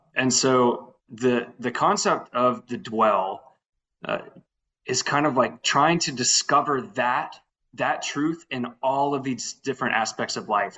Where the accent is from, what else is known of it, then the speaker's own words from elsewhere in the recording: Lafayette, Louisiana, United States; born and raised in, in Lafayette